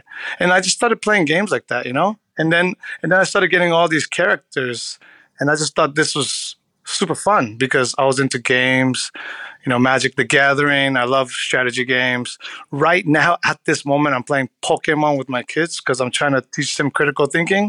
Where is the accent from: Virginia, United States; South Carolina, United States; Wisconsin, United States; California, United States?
California, United States; I can talk shit about California roll because I'm from California.